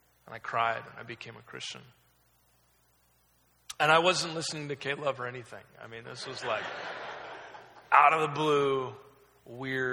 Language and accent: English; Oregon, United States; I was raised in Oregon. I was kind of lived there my entire life